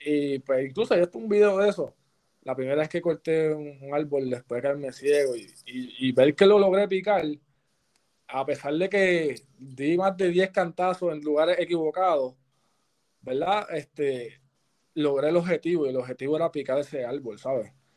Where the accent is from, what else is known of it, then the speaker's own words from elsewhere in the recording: Patillas, Puerto Rico; me gusta estar allá en, mi pueblo, allá en Patilla.